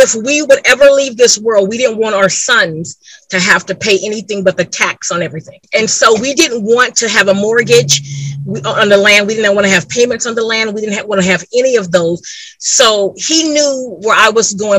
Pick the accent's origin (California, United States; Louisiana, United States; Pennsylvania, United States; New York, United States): California, United States; moved away; I'm from California